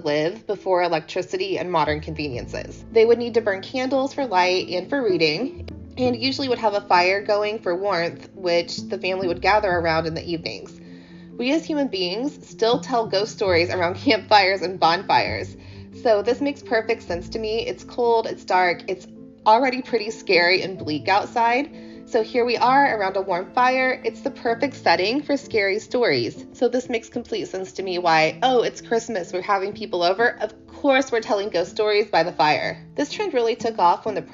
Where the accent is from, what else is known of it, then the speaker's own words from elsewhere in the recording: United States; I'm American